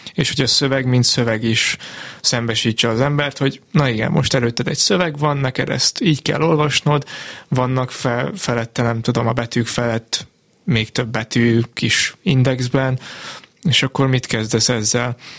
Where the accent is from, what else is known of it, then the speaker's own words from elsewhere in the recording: Martfű, Jász-Nagykun-Szolnok, Hungary; én Martvin nőttem fel, Szolnokon lett voltam tinédzser